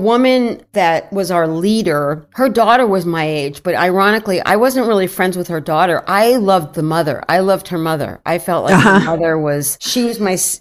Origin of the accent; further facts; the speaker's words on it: New York City, New York, United States; I was born in the Bronx, New York